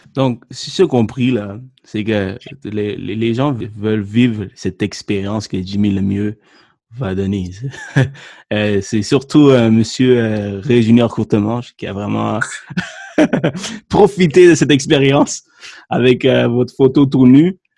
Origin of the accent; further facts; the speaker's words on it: Sri Lanka; now in Quebec, Canada; je suis né au Sri Lanka